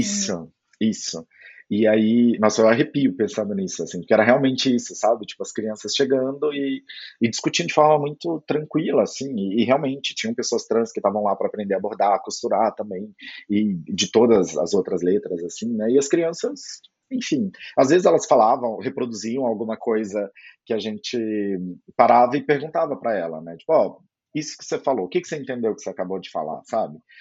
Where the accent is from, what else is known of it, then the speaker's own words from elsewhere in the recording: Goiás, Brazil; eu sou goiano